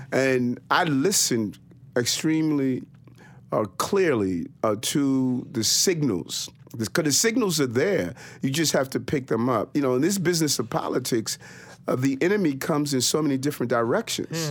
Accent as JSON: {"language": "English", "town": "New York City", "region": "New York", "country": "United States", "tie": "born or raised there", "also_born_or_lived": "Brooklyn, New York", "said": "I was born in Brooklyn on Gates Avenue, and my mother, uh, moved us to South Jamaica, Queens"}